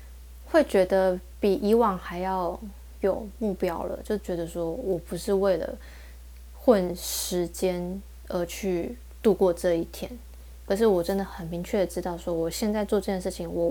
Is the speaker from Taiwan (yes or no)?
yes; Taiwan